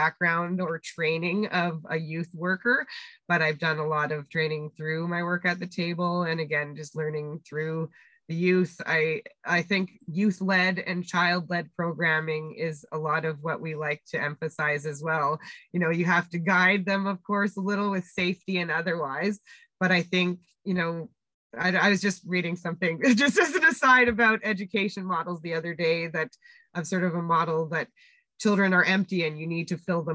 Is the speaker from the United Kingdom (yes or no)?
no; Winnipeg, Manitoba, Canada; moved away; we were growing up in Winnipeg